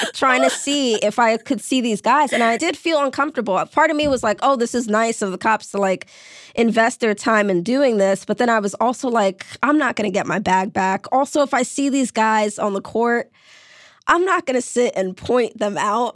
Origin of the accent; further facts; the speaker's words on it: New York City, New York, United States; I grew up in New York City. When I was in high school, senior year, I was violently mugged in my neighborhood in Brooklyn.